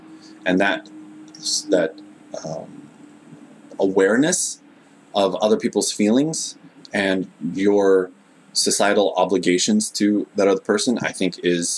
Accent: United States; now in Japan

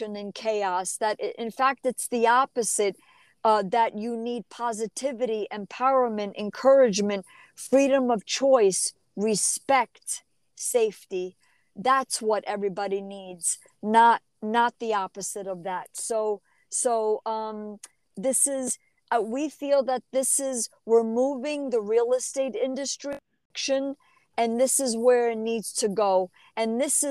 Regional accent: New Jersey, United States; also born or lived in New York; I was raised in New Jersey

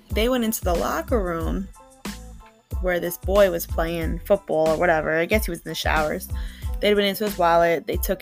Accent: Long Island, New York, United States; now in New Jersey, United States; I was born and raised in Long Island, New York

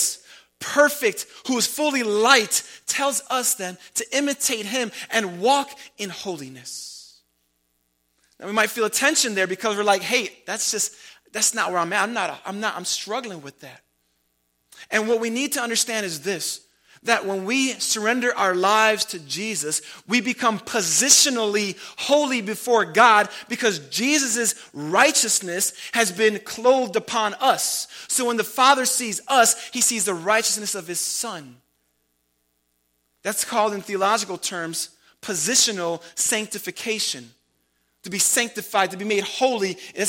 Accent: Chicago, Illinois, United States; I love being from Chicago. It is my positional location. And I live in light of the fact that I'm from Chicago

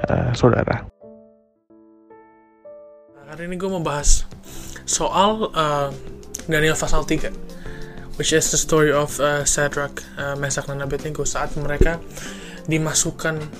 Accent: Jakarta, Indonesia; Saya dari Jakarta. Saya berumur 21 tahun.

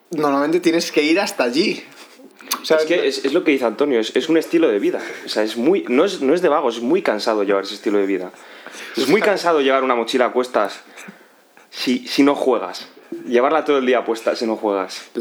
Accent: Russia; bueno, yo la verdad es que siendo, siendo ruso como soy, ¿no? Porque por lo que se podrá deducir de mi apellido.

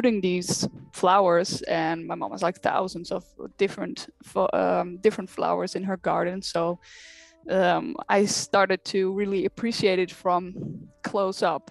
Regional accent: Netherlands; I'm from the Netherlands

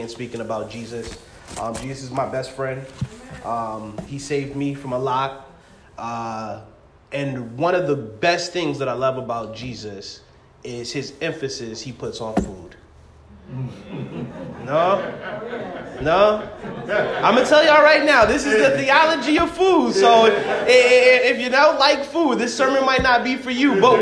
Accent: Massachusetts, United States; I'm from Massachusetts, but I come from a West Indies church.

